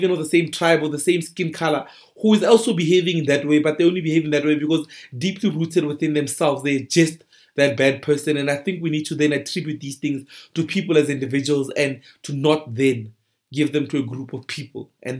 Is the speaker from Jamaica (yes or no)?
no; South Africa; people are robbing me because I'm a South African, or people are robbing me because I'm black.